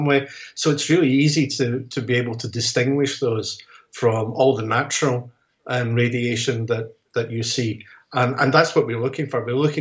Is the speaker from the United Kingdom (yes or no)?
yes; Scotland, United Kingdom; as a Scotsman